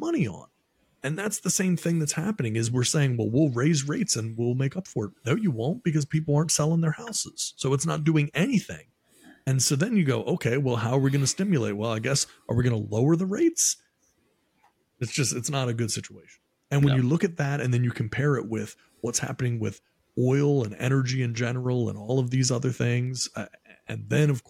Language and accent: English; Maryland, United States; moved away; I'm from Maryland originally